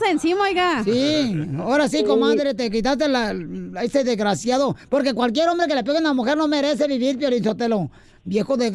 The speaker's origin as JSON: {"language": "Spanish", "country": "Guatemala", "moved": "as an adult", "lives_now": "United States"}